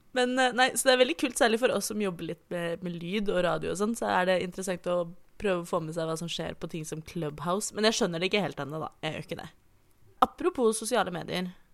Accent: Oslo, Norway; jeg er født og oppvokst i Oslo

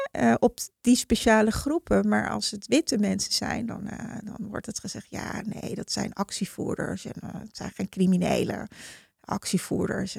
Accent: Heemstede, North Holland, Netherlands; also born or lived in Haarlem; ik kom uit Heemstede.

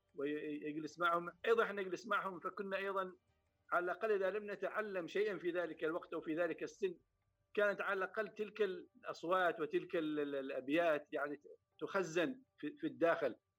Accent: Samail, Ad Dakhiliyah, Oman; moved away as an adult; also born or lived in Muscat, Oman; انا في الحقيقه ولدت في مسقط وليس في سمايل ولكن النشأة والتربية فعلا في سمايل

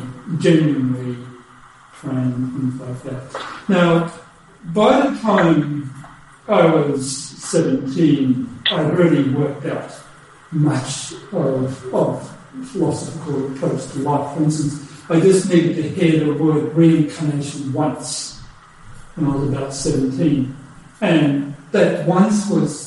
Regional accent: Australia; also born or lived in Germany; I was born in Germany, and then we immigrated to Australia after the war, so I have European background.

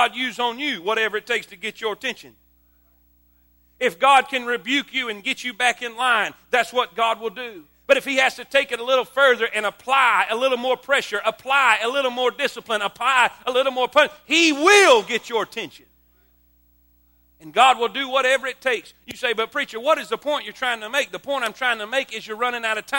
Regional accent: South Florida, United States; moved away as an adult; also born or lived in South Carolina; I grew up in South Florida my whole life

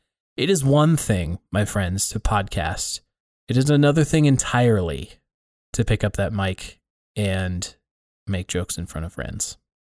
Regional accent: Casper, Wyoming, United States; also born or lived in Colorado; now in Billings, United States; Keller and I get to all sorts of stuff, including growing up in Casper, Wyoming, going to school in Colorado

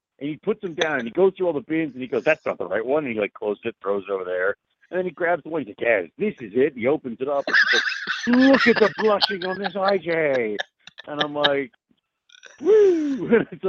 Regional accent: Texas, United States; So I'm a Texan.

